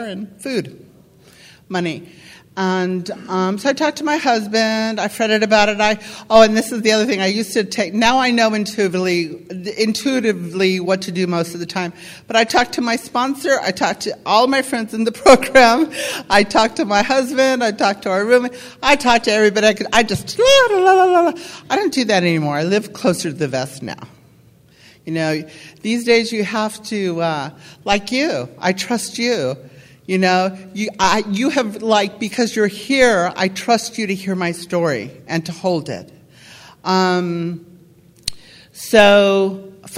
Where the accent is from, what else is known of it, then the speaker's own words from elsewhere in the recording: California, United States; I was born in California